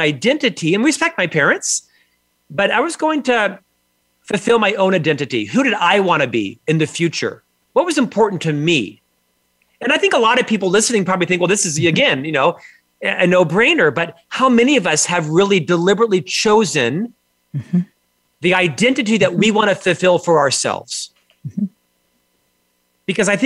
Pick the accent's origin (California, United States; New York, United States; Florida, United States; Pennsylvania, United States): Florida, United States; Orlando; They live in the same home I was raised in Orlando, Florida